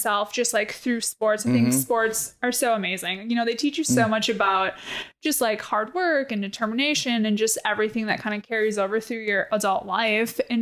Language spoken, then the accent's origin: English; Wisconsin, United States; I grew up in Wisconsin